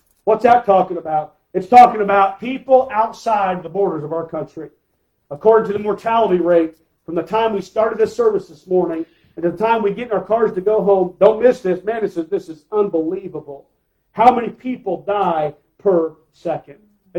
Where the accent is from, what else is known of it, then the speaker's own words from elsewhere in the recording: United States; I'm an American. I love my country.